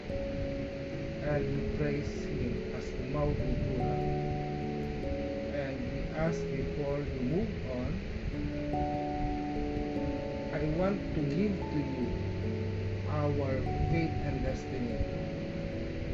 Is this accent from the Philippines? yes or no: yes; Philippines; we are being called as Filipino